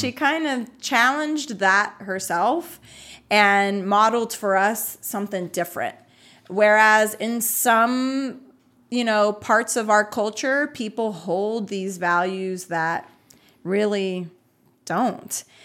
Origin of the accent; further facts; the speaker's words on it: United States; I was born in the U S, but my family and our, um, kinda ethnic culture is Puerto Rican